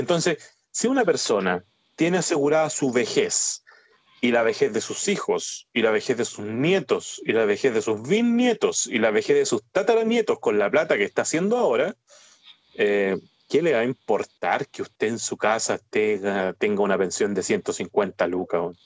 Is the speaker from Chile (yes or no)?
yes; Chile; nosotros como ciudadanos chilenos